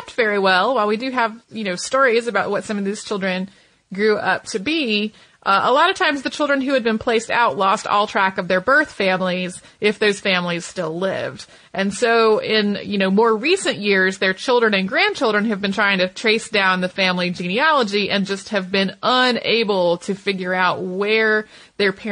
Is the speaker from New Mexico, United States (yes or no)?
yes; Santa Fe, New Mexico, United States; born or raised there